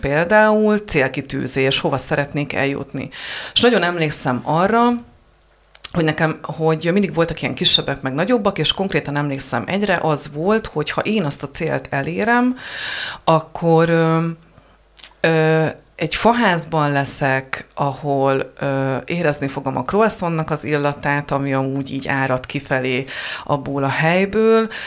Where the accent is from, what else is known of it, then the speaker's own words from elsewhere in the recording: Heves, Hungary; én Hevesről származom